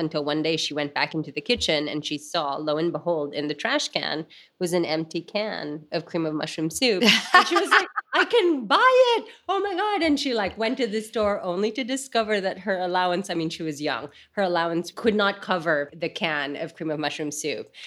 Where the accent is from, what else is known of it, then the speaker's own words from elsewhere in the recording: Manila, Metro Manila, Philippines; moved away; I grew up in Manila